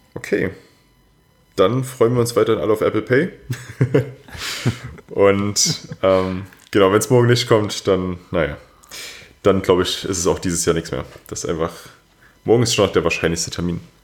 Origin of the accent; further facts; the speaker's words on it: Germany; bei uns in Deutschland